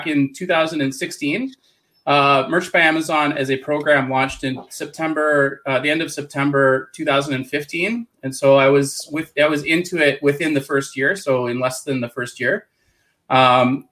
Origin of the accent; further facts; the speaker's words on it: Canada; accent: Canadian; So I'm in Canada. You'll probably notice I have a weird Canadian accent.